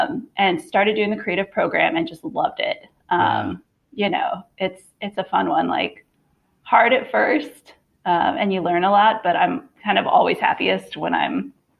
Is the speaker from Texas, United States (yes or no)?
yes; Houston, Texas, United States; From Houston.